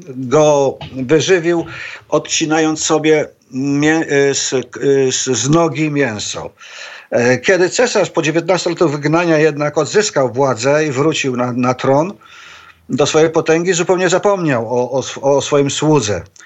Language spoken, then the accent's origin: Polish; Poland; moved away as an adult; now in Shanghai, China; wychowałem się, wyrosłem w takiej tradycji właśnie polskiej nekropolii